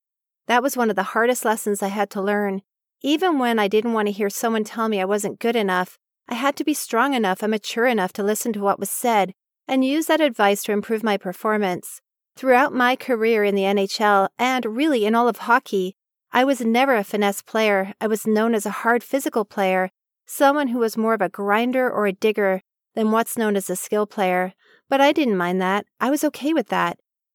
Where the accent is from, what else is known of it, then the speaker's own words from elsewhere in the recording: Oak Park, Michigan, United States; Growing up in Oak Park, a small suburb of Detroit, Michigan, I knew from an early age that I loved one activity over any other.